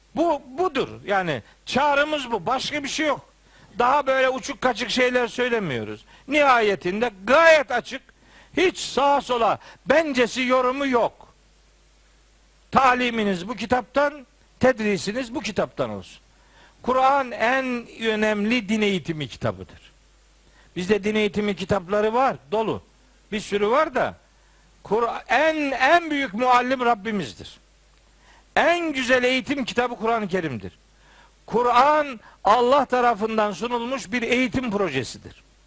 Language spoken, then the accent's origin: Turkish; Trabzon, Turkey; ben Trabzonluyum. Ben, ben Trabzonluluk bende bir şey. Benim ayrılmaz özelliğim.